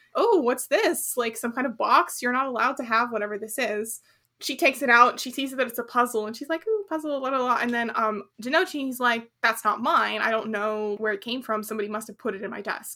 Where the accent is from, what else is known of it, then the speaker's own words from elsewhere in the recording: United States; as an American